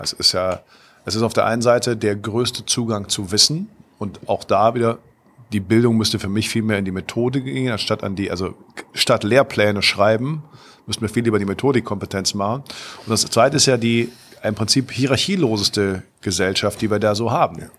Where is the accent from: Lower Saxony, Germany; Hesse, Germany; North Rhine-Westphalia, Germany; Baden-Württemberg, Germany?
North Rhine-Westphalia, Germany; Cologne; wir waren hier als Kölner, wussten wir genau, hier gab es mehr oder weniger ein Monopol.